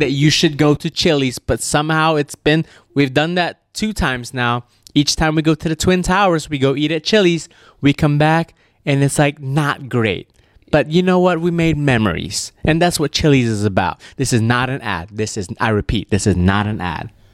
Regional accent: Malaysia; moved away; my home country of Malaysia

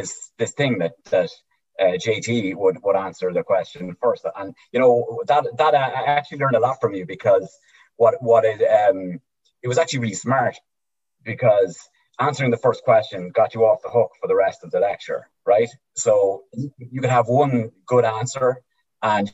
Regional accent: East Cavan, Ulster, Ireland; moved away as an adult; now in United States; I'm from East Cavan

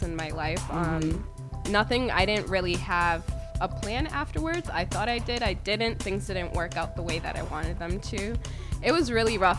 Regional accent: Brockton, Massachusetts, United States; also born or lived in Cape Verde; I was born in Cape Verde, but I was raised in Brockton

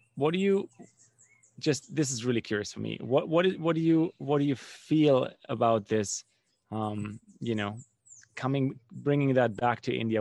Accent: Germany; I grew up in Germany

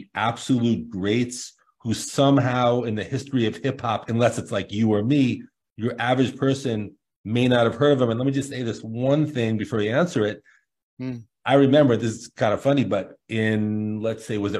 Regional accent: New York City, New York, United States; So I was in Brooklyn, of course, born and raised in Brooklyn

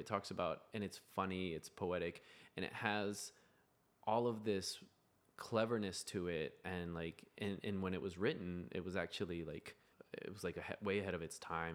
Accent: United States; I'm American

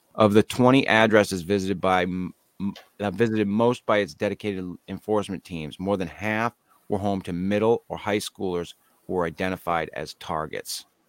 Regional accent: United States

